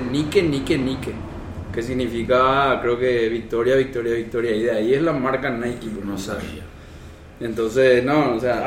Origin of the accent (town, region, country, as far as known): Paraguay